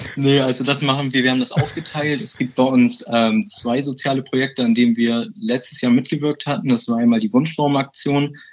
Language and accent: German; Bremen, Germany; 21 Jahre alt, ich komme aus Bremen und bin seit 2018 im Allianz-Team